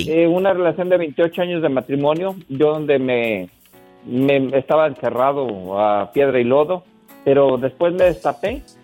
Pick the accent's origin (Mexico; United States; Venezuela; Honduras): Mexico; moved away as an adult; Yo me vine de México porque pues yo quería buscar un mejor futuro para mi familia, trabajar.